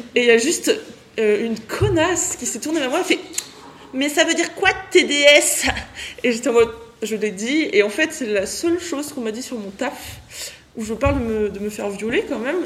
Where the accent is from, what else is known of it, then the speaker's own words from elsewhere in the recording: France; moi je viens de France